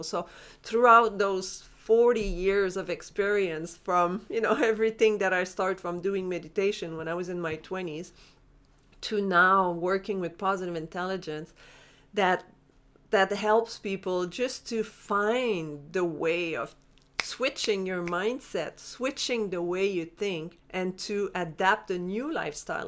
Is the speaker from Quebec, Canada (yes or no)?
yes; Montreal, Quebec, Canada; moved away; I'm from Montreal originally